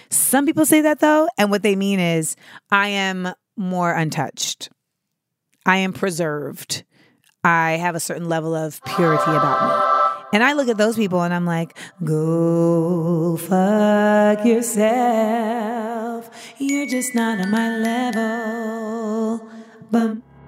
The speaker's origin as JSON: {"language": "English", "town": "Orlando", "region": "Florida", "country": "United States", "tie": "born or raised there", "moved": "yes", "said": "I will be at the Orlando Improv in my hometown of the four oh seven"}